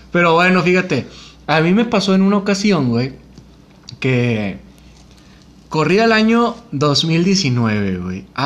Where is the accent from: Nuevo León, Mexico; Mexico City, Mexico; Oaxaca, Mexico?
Nuevo León, Mexico; Monterrey; Somos de Monterrey, Nuevo León.